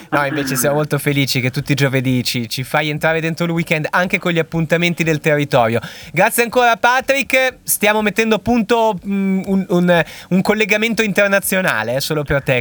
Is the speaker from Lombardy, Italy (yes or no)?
no; Castelnuovo Scrivia, Piedmont, Italy; Ad esempio, il carnevale del mio paese, Castelnuovo Scrivia, erano molto preponderanti.